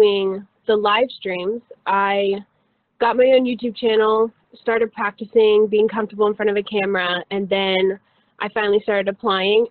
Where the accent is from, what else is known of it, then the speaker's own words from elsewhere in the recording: Mooresville, North Carolina, United States; I'm from Mooresville, North Carolina